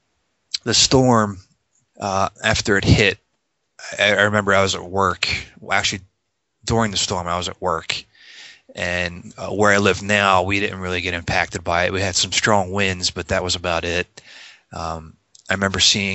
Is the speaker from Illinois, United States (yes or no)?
no; North Wildwood, New Jersey, United States; I grew up in South Jersey, actually North Wildwood, and I lived in the same house for